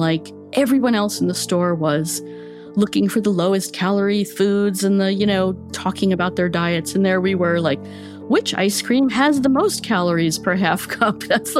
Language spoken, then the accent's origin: English; United States; First of all, being an American woman, I think, and I grew up in the 60s, thinness was great.